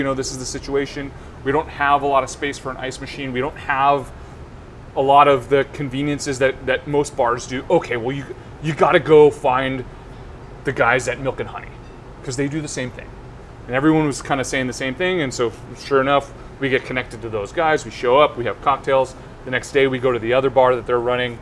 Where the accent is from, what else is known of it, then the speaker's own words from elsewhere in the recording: Silicon Valley, California, United States; I'm from Silicon Valley, so obviously I spent time in San Francisco